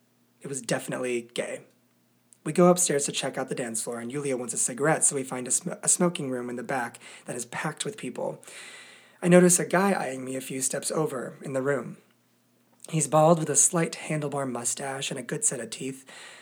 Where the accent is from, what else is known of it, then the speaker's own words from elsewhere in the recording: United States; I talk about the fact that I'm from America, which the boys both love.